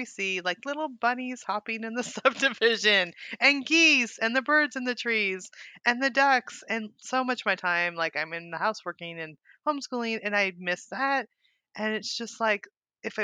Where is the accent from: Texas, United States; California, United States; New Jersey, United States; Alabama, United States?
California, United States; moved away as an adult; also born or lived in Montana; now in Arkansas, United States; I'm from California